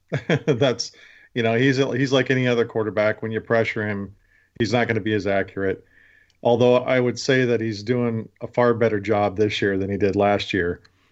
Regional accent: West Coast, United States; now in Baltimore, United States; I'm originally from the West Coast.

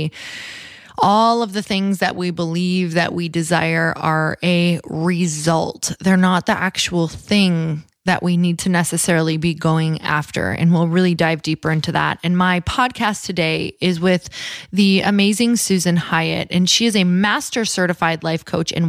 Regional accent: Midwest, United States; now in California, United States; I'm from the Midwest

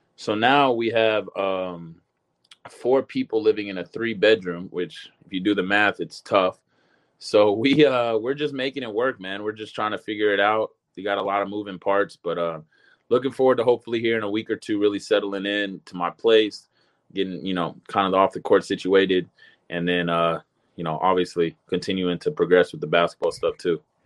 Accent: Long Beach, California, United States; moved away as an adult; also born or lived in Lakewood, California; I grew up in Long Beach, you know, I went to Long Beach probably high school

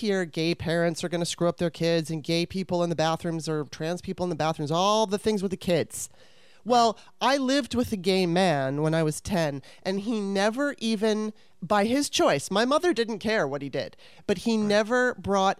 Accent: Los Angeles, California, United States; I grew up in Los Angeles

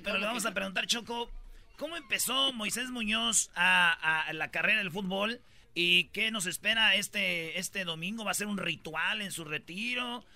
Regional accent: Michoacán, Mexico; yo soy de Michoacán

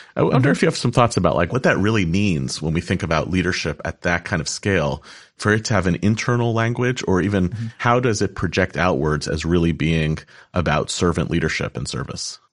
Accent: United States; This country in which I was born

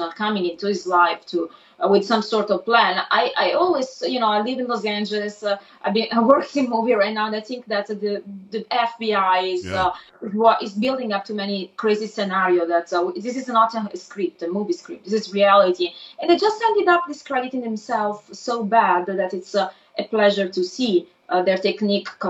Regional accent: Italy; accent: Italian; English is a second language; moved away; my Italian accent

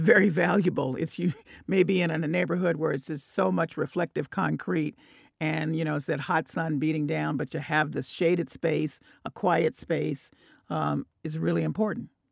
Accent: the South, United States; moved away; I'm from the South too

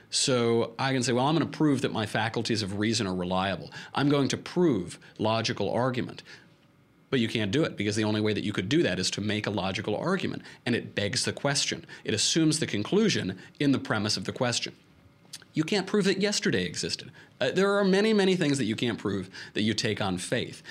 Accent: New York, United States; I'm from New York

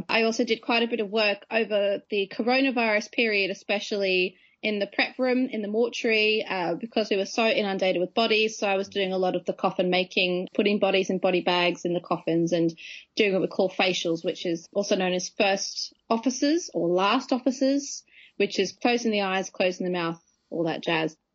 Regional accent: Australia; So still uh, technically an Aussie expat. So I'm losing my accent a little bit.

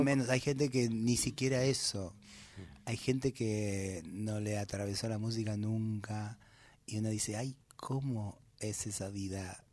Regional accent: Buenos Aires Province, Argentina; el haber crecido en el conurbano

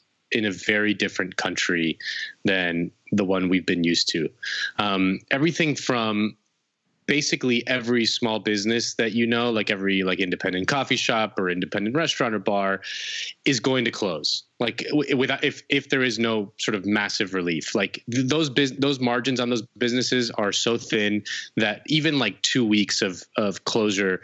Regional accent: Spain; now in United States; I'm from Spain

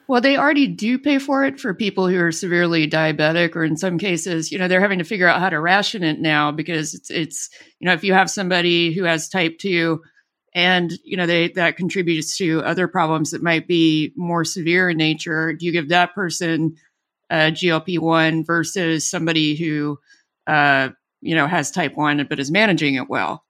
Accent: Alabama, United States; born or raised there

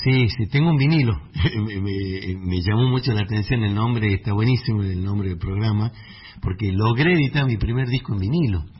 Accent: Tucumán, Argentina; nosotros los tubanos tenemos canciones eh, samba carpera, el Jardín de la República, Nostalgia Tucumana

